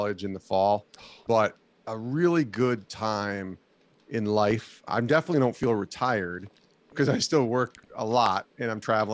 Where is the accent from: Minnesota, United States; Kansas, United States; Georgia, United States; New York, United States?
New York, United States; Albany; moved away as an adult; I was a local radio producer out of college for 3 years at a news talk station in Albany, New York, which I loved working there. It was in my backyard, in my hometown